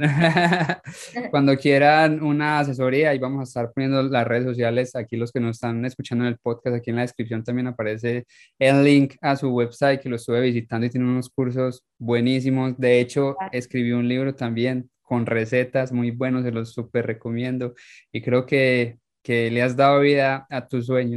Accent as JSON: {"language": "Spanish", "area": "Paisa", "region": "Antioquia", "country": "Colombia", "moved": "yes", "said": "soy paisa"}